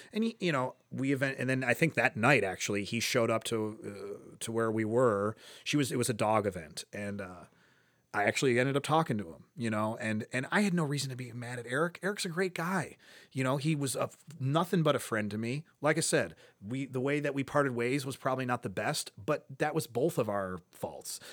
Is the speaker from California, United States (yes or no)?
no; Cleveland, Ohio, United States; I grew up in Ohio City